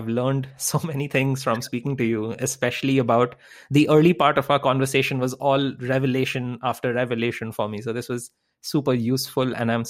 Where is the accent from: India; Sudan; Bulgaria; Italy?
India; I grew up in India, so I completely know how that feeling goes.